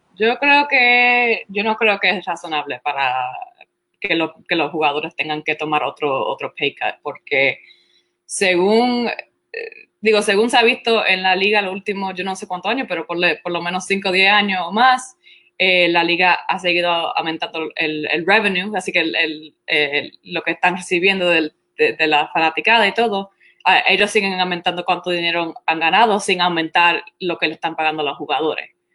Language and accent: Spanish; Florida, United States; first language Spanish; also born or lived in Puerto Rico; me, me, me, mudé, nos mudamos para la Florida después que mi hermana nació, así que como a los dos años y medio, a los tres años